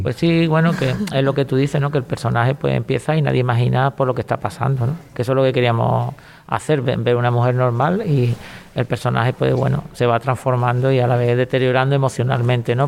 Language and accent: Spanish; Cádiz, Andalusia, Spain; como gaditano